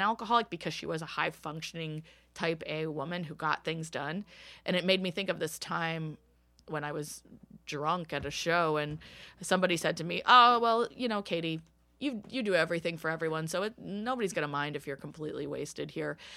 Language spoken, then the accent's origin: English; Bowie, Maryland, United States; also born or lived in Washington, D.C. metropolitan area; now in Philadelphia, United States; I grew up in Bowie, Maryland, which is a suburb of DC